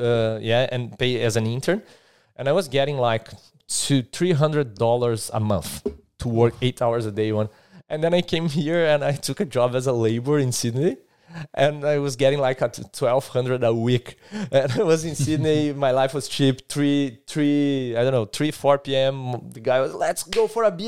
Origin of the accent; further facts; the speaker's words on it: Brazil; moved away as an adult; now in Adelaide, Australia; I'm from Brazil. I've arrived here in, in Australia eight months ago now, right? in Adelaide.